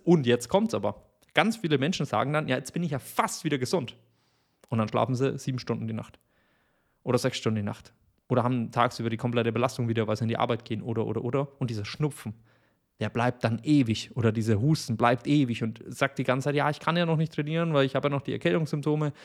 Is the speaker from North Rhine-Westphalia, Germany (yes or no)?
no; Bavaria, Germany; ich komme aus Bayern